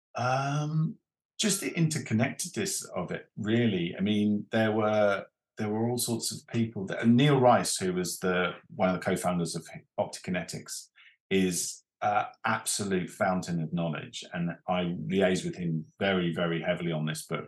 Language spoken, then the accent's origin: English; Reigate, South East England, United Kingdom; Reigate and Red Hill is where I come from